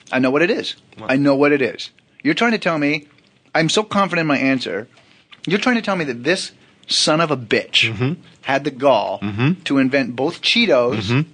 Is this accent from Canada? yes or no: yes; Canada; I'm Canadian.